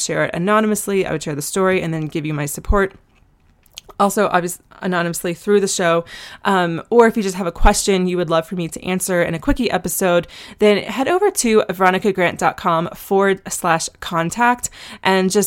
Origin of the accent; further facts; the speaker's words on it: Asheville, North Carolina, United States; I'm from Asheville, and we have tons of mutual friends, and we talked about like where we used to frequent in high school